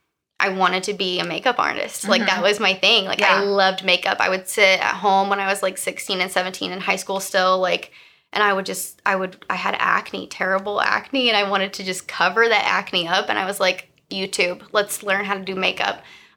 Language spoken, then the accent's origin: English; Gatlinburg, Tennessee, United States; And I said, you know, I'm from Gatlinburg, Tennessee. This is literally my first day out here. I got off the plane yesterday.